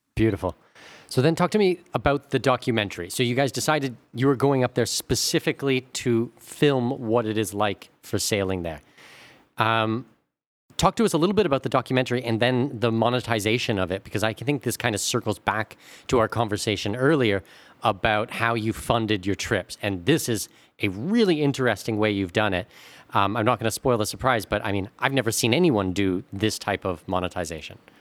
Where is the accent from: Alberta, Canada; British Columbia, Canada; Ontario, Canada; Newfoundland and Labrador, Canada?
Ontario, Canada; Southwestern; I'm from Southwestern Ontario